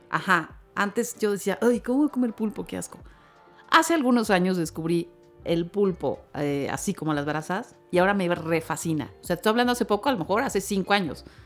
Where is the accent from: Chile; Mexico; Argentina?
Mexico; Mexicali, Baja California; moved away; crecí con eso, con los años que viví de niña en Mexicali